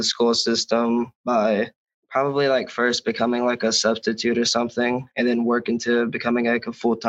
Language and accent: English; War, West Virginia, United States; I grew up in a small town in War. Well, the small town is War, and I go to Riverview.